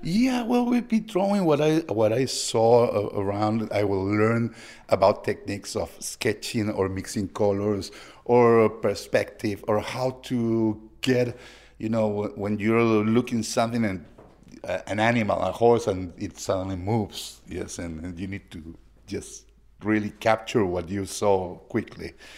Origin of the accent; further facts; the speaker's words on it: Lima, Peru; moved away; I'm from Lima, Peru